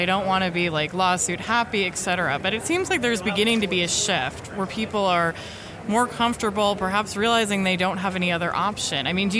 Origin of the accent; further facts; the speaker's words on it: California, United States; moved away; I'm from California, my parents are still there.